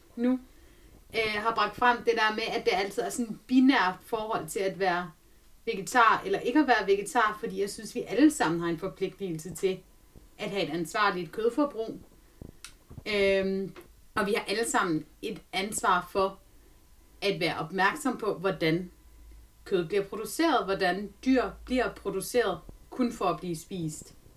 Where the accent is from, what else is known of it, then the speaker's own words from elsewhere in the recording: Denmark; jeg er fra Jylland